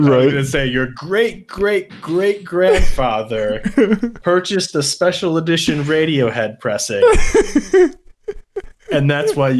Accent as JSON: {"language": "English", "town": "Chicago", "region": "Illinois", "country": "United States", "tie": "born or raised there", "said": "growing up in Chicago, I grew up in Chicago"}